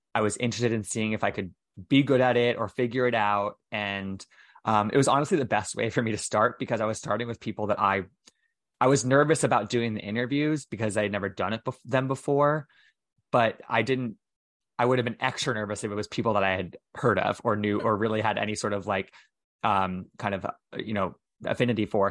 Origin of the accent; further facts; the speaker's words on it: United States; in and around my hometown